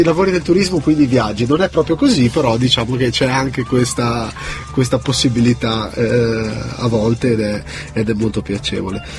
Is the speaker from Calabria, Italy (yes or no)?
no; Genoa, Liguria, Italy; io sono genovese